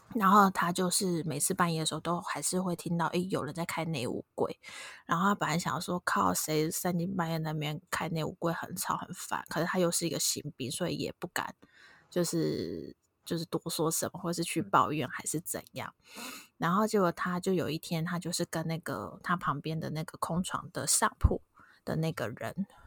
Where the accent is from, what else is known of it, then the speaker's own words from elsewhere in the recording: Tainan, Taiwan; 我们都是台南人